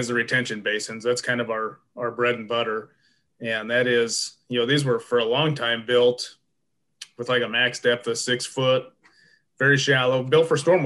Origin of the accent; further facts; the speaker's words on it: Iowa, United States; also born or lived in Mississippi; I'm originally from Iowa, okay. Up around the Fort Dodge Gallery